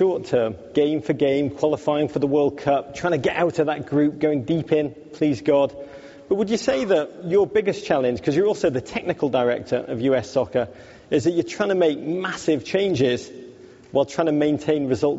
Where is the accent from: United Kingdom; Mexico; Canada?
United Kingdom; England; it's worse than being English. I'm also Jewish.